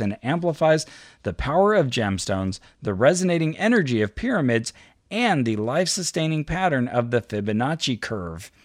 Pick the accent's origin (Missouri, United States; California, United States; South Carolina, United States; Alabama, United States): California, United States; near Berkeley; it's near my hometown.